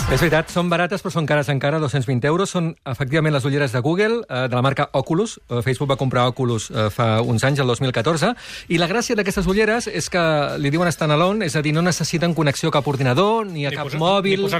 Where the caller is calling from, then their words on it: Masquefa, Catalonia, Spain; de Masquefa.